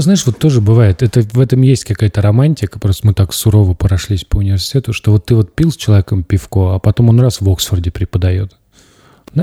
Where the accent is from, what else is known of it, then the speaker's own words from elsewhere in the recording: Tambov, Tambov Oblast, Russia; moved away as an adult; Я уехал из Тамбова, я жил в общаге